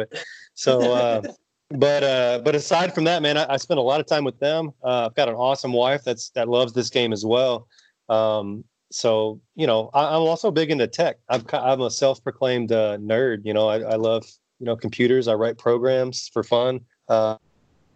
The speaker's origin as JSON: {"language": "English", "town": "College Station", "region": "Texas", "country": "United States", "tie": "born or raised there", "said": "my hometown of College Station, Texas"}